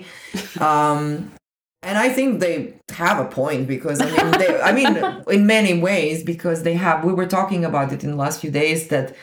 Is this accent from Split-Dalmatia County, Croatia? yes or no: no; Zagreb, City of Zagreb, Croatia; moved away as an adult; also born or lived in Portugal; now in Paris, France; I grew up in Croatia